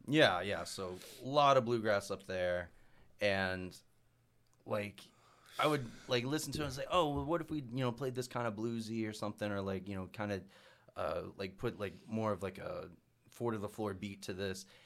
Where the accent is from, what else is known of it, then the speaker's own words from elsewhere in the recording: Mountain View, United States; growing up in Mountain View where they're, like, most of 'em are pretty strict traditionalists for bluegrass music